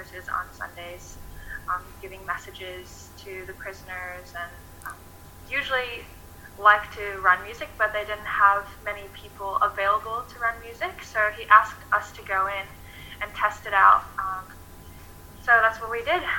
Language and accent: English; Michigan, United States; moved away as an adult; now in Sorell, Australia; I'm originally, like Jacob said, from Michigan in the United States, and I came here in October of 2017